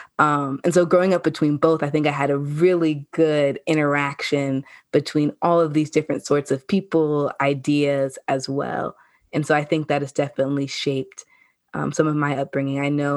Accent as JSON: {"language": "English", "town": "Seattle", "region": "Washington", "country": "United States", "tie": "born or raised there", "also_born_or_lived": "Aurora", "said": "I grew up in Seattle and Aurora. Seattle used to be called one of the most diverse zip codes, the part I lived in. It's 98118."}